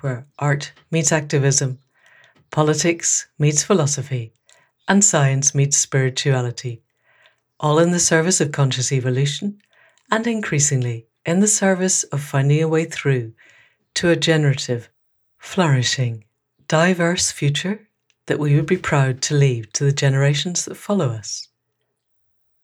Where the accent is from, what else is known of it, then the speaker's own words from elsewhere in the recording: Scotland, United Kingdom; For someone from Scotland